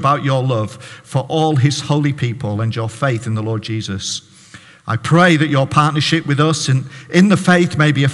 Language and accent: English; Barrow-in-Furness, North West England, United Kingdom; now in Hartlepool, United Kingdom; I'm a Baptist pastor in Hartlepool. I'm from Barrow